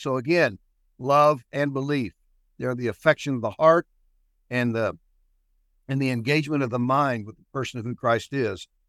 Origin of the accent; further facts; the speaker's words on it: Shawnee, Oklahoma, United States; also born or lived in Midland, Texas / Duncan, Oklahoma; I was born and raised in Shawnee, not far from here